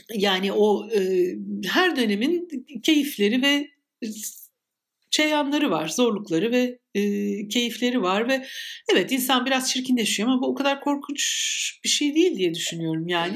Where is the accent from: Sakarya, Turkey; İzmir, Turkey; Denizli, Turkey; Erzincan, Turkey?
İzmir, Turkey; her İzmirli gibi